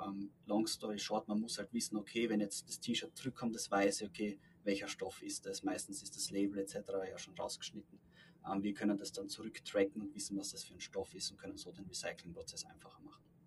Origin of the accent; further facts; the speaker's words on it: Styria, Austria; Also ich komme selbst aus der Steiermark